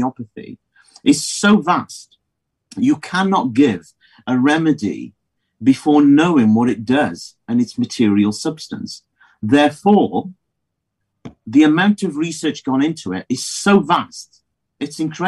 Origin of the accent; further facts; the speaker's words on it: Midlands, United Kingdom; moved away as an adult; now in South Wales, United Kingdom; I came from the Midlands.